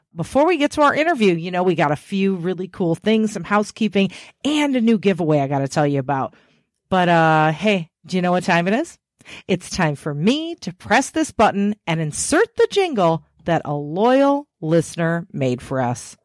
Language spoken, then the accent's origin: English; Chicago area, Illinois, United States; I grew up in the Chicago area